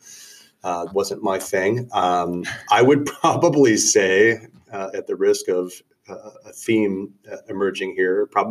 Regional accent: North Central Illinois, United States; I'm from North Central Illinois

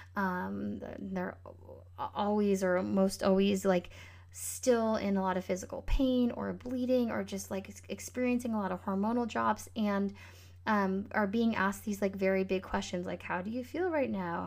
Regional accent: Northern California, United States; the Northern California wildfires, maybe that was two years ago, were going on, um, in my hometown

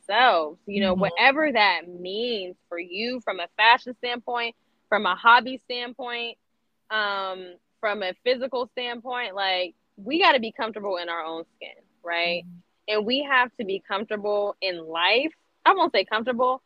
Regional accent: Erie, Pennsylvania, United States; moved away as an adult; now in Columbus, United States; born and raised in Erie, PA

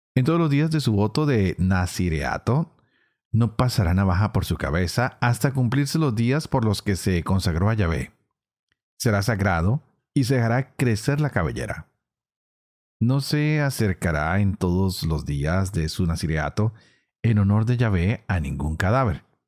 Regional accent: Colombia; Yo vengo de una región en Colombia donde el lenguaje es bastante fuerte

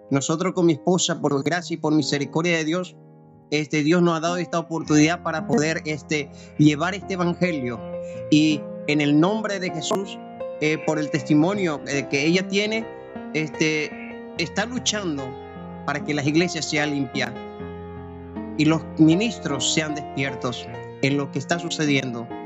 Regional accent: Paraguay; now in Argentina; Yo soy de Paraguay, mi esposa es de Buenos Aires.

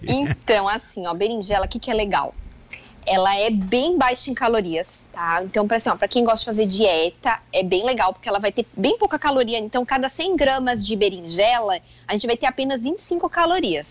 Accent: Joaçaba, Santa Catarina, Brazil; moved away; Eu sou natural de Joaçaba, então a gente morava lá

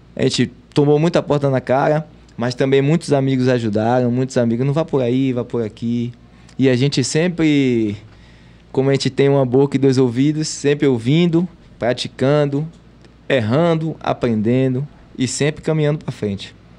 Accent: Salvador, Bahia, Brazil; Eu sou nascido e criado no Gevelho de Brotas

